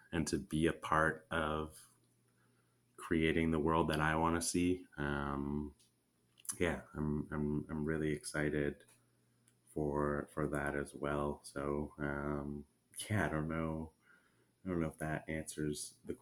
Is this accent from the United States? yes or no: no; Canada; moved away as an adult; now in Nicaragua; my home country in Canada